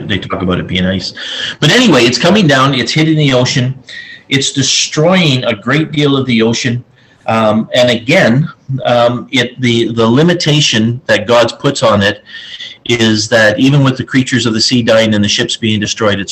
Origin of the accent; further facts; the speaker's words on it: Ontario, Canada; now in British Columbia, Canada; being from Ontario